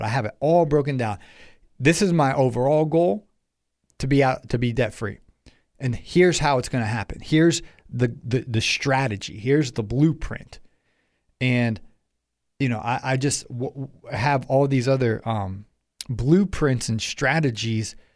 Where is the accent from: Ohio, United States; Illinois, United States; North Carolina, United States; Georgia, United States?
Ohio, United States; I'm from Ohio